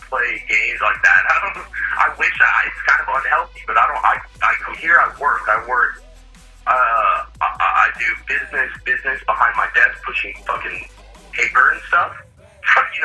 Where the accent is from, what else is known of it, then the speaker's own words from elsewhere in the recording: Carrollton, Texas, United States; I grew up in Carrollton, like Farmers Branch area.